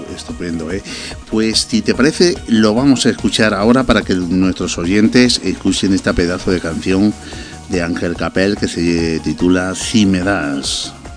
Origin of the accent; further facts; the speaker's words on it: Granada, Andalusia, Spain; Yo soy de Granada